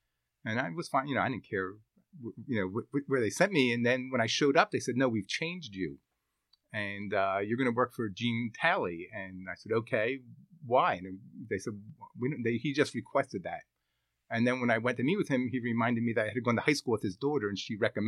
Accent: Philadelphia, Pennsylvania, United States; Drexel was what I grew up in the Philadelphia area, so Drexel was very well known

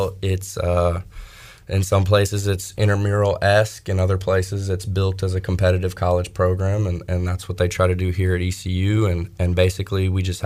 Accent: Greensboro, North Carolina, United States; I grew up in the Greensboro area

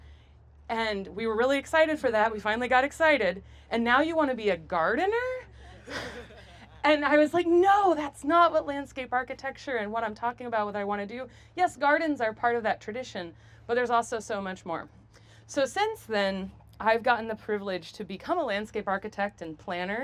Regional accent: United States; I grew up near the Mississippi River

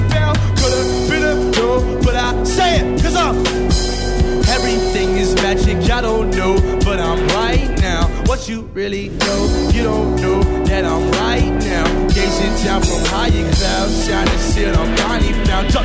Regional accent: Milwaukee, Wisconsin, United States; I am from Milwaukee, Wisconsin.

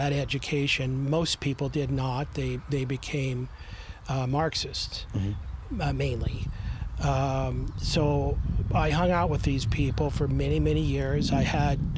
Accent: Topeka, Kansas, United States; born or raised there; also born or lived in Ontario, Canada; now in Canada

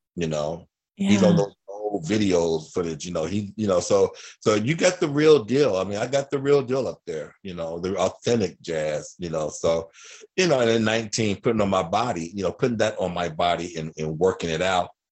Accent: Dayton, Ohio, United States; moved away as an adult; also born or lived in Los Angeles / Reno, Nevada; I grew up here in Dayton, Ohio

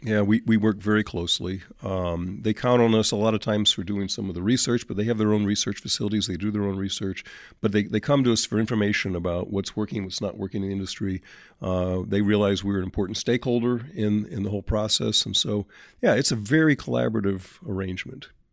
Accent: St. Louis, Missouri, United States; Saint Louis, my hometown

